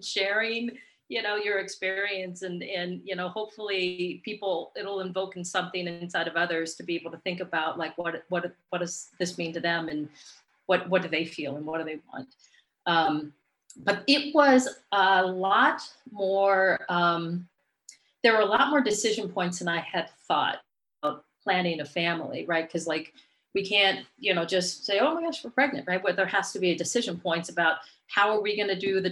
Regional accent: San Diego, California, United States; now in Sacramento, United States; I grew up down in San Diego

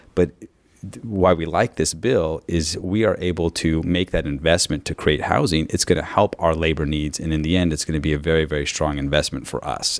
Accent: San Benito County, California, United States; I'm from San Benito County

